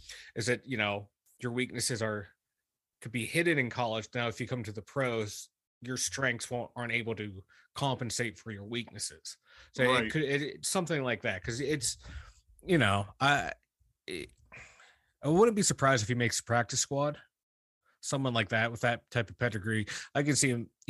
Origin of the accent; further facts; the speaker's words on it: McKeesport, Pennsylvania, United States; now in Ohio, United States; I was born in McKeesport. My PA credentials are solid